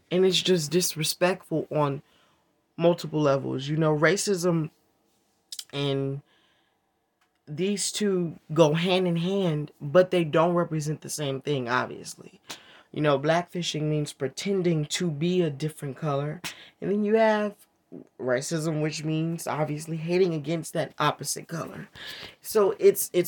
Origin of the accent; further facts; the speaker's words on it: United States; I'm African American